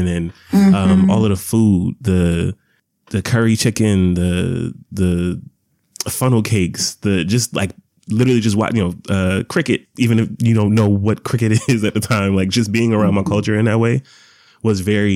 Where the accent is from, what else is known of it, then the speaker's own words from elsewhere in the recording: Atlanta, Georgia, United States; I am born and raised in Atlanta. I have ties in New York. But my family, I grew up here. I grew up in Atlanta